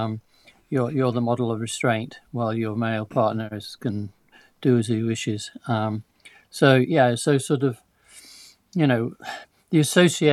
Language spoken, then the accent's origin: English; Yorkshire and the Humber, United Kingdom; growing up in Yorkshire, not far from him, at a fairly similar time